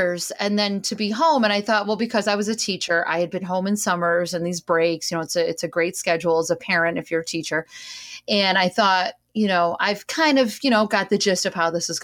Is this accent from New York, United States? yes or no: yes; New Hartford, New York, United States; from upstate New York, like myself. I'm from New Hartford.